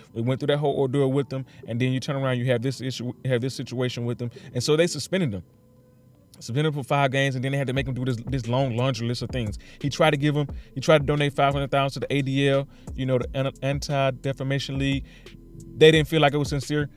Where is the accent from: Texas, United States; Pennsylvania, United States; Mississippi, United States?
Mississippi, United States; Mississippi, my hometown, my city, my state.